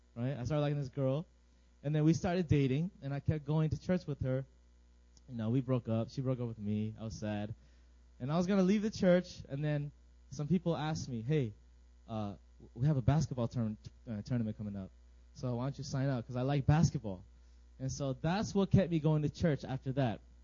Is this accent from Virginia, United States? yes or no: yes; Virginia, United States; moved away as an adult; now in South Korea; I am also from Virginia